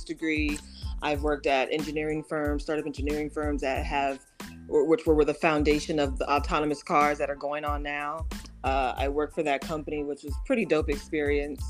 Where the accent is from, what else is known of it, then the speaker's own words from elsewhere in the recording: Oakland, California, United States; now in Los Angeles, United States; I'm from Oakland, so born and raised